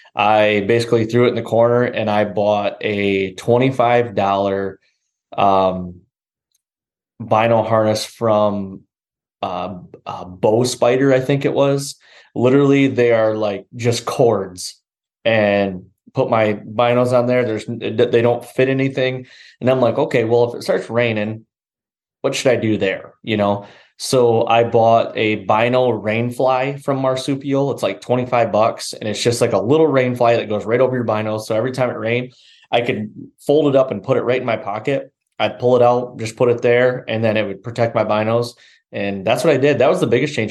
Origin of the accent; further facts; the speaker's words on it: Michigan, United States; I grew up here in Michigan